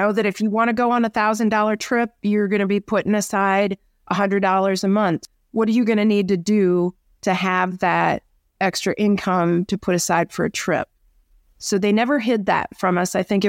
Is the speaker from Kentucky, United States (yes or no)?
no; Dubuque, Iowa, United States; now in Colorado, United States; I was a little girl growing up in Iowa. I live in Colorado now, but I was born and raised in Dubuque, Iowa, and had a pretty idyllic childhood.